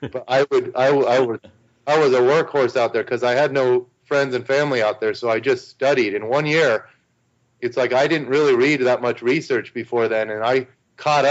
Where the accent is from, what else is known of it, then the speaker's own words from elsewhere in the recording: Arizona, United States; moved away as an adult; also born or lived in New Zealand; I was born and raised in Arizona, and I'm used to the sun.